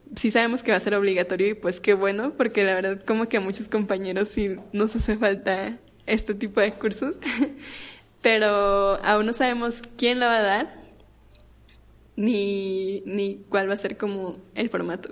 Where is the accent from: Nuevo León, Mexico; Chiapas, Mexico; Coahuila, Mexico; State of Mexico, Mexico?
Coahuila, Mexico; Torreón; yo soy de Torreón